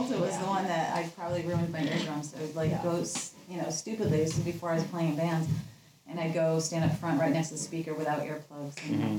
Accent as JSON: {"language": "English", "town": "Shrewsbury", "region": "Massachusetts", "country": "United States", "tie": "born or raised there", "also_born_or_lived": "Worcester, Massachusetts"}